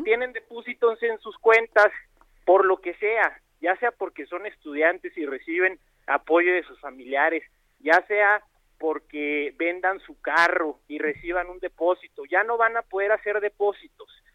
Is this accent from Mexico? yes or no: yes; Ciudad Juárez, Chihuahua, Mexico; moved away; also born or lived in Mexico City; yo soy de Ciudad Juárez, Chihuahua, y emigré a la Ciudad de México a estudiar a la UNAM